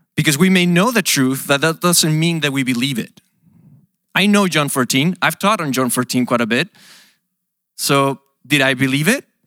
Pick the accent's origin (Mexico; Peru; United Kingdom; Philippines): Mexico; moved away as an adult; also born or lived in Portland, United States; now in United States; I come from Mexico